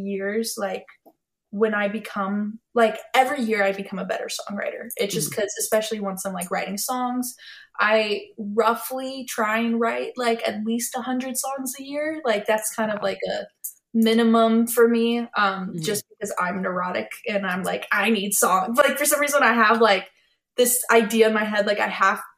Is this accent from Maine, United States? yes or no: no; Nashville, Tennessee, United States; also born or lived in Texas; As I was like growing up in Nashville